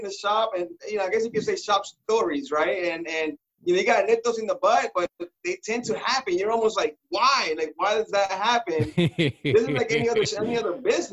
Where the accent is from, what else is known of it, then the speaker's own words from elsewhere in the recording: Orlando, Florida, United States; also born or lived in Puerto Rico; I've been here since 89. I grew up in Orlando.